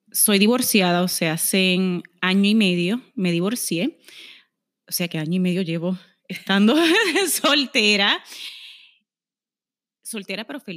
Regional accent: Aguadilla, Puerto Rico; tengo 39 añitos, soy de Aguadilla

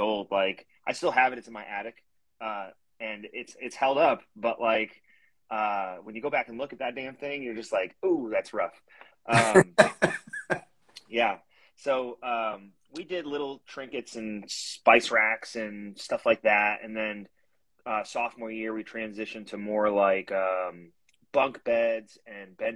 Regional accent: Connecticut, United States; moved away as an adult; I'm originally from Connecticut

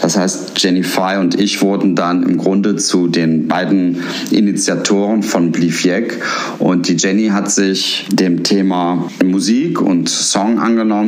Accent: Cologne, North Rhine-Westphalia, Germany; als Rheinländer, als Kölner

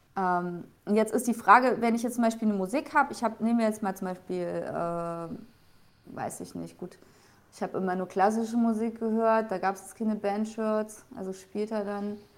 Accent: Thuringia, Germany; now in Bavaria, Germany; komme ursprünglich ja auch nicht aus Bayern, ich komme aus Thüringen

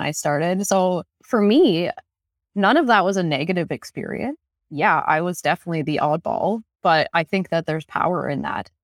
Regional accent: Newfoundland and Labrador, Canada; now in Renfrew County, Canada; I am from Labrador, and I had no idea what forestry was growing up. I grew up in a mining town

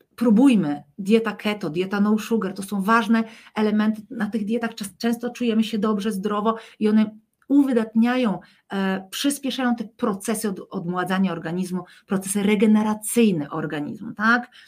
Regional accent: Poland; my z Polski

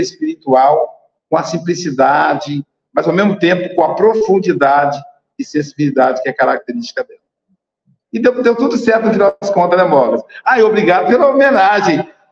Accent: Muriaé, Minas Gerais, Brazil; da minha terra natal, Muriaé

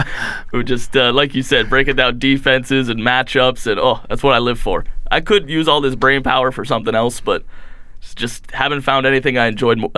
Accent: Windsor, Ontario, Canada; moved away as an adult; Windsor, Ontario, right from the southern tip.

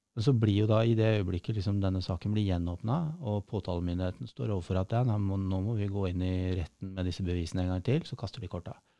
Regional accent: Oslo, Norway; also born or lived in Hamar; Jeg er født på Hamar, ja. eh, vokste opp på Stovner i Oslo

